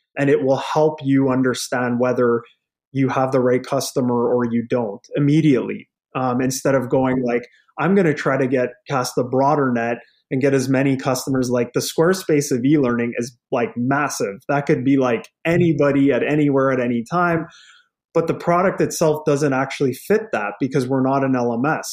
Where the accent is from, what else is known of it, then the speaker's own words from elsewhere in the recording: Lethbridge, Alberta, Canada; now in Edmonton, Canada; I'm from Alberta, like I'm born and raised in Lethbridge